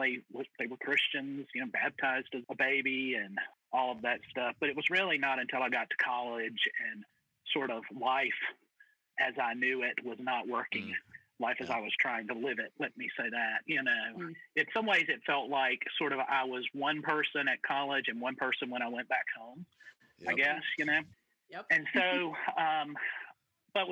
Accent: Mississippi, United States; moved away as an adult; also born or lived in Atlanta, Georgia; now in St. Louis, United States; My first pastorate was actually back in Mississippi

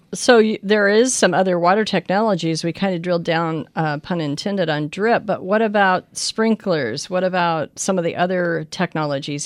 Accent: Pinal County, Arizona, United States; like myself, from a generational farm family in the same county, Pinal County

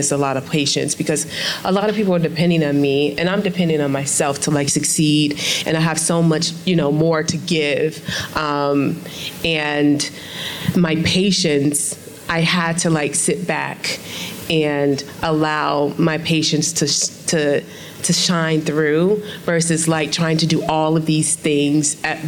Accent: Chicago, Illinois, United States; I'm from Inglewood, the south side of Chicago

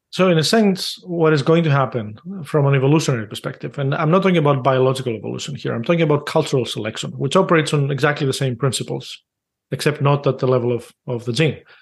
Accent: Greece; moved away; I grew up in Greece

